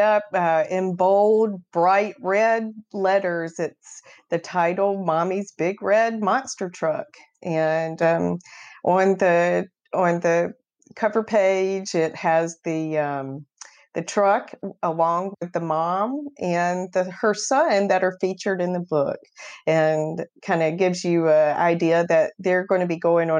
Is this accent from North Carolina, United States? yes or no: yes; North Carolina, United States; Right. I grew up in Beaufort County on the beautiful Pamlico River, you know, so it's a huge boating, sailing community, and grew up.